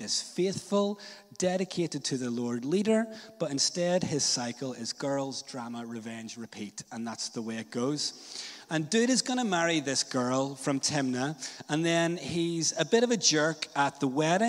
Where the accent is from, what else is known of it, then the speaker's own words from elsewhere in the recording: Northern Ireland, United Kingdom; I was a little church kid growing up in Northern Ireland